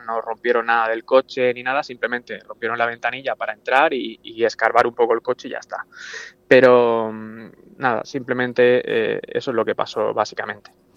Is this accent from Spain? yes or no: yes; Orihuela, Valencian Community, Spain; yo soy de Orihuela